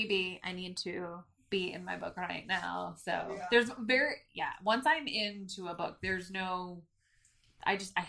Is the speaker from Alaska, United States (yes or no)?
yes; Sutton, Alaska, United States; I grew up in Sutton. It's a town of 500 people